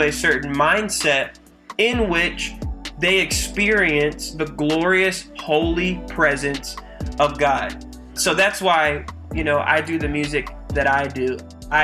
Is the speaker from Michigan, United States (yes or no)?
yes; Battle Creek, Michigan, United States; now in Houston, United States; I grew up in the great state of Michigan, holler at you boy, pure Michigan, in a city called Battle Creek.